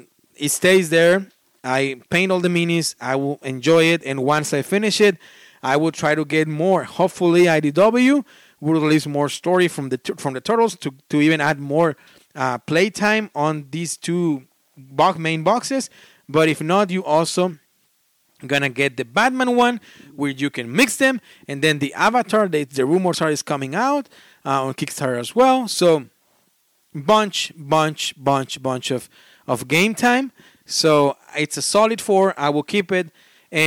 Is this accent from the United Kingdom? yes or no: no; Australia; We are Australian, and I love listening to your accent.